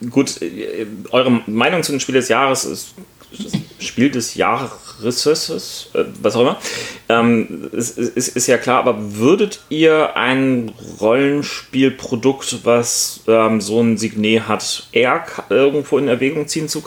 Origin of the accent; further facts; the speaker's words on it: Northern Germany, Germany; gerade als Norddeutscher, die wir nun sind